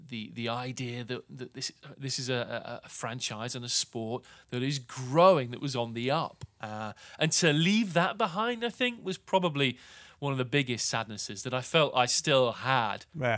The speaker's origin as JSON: {"language": "English", "country": "United Kingdom", "said": "But for me, as a Brit who was brought in specifically by the organization from somewhere 4,500 miles away"}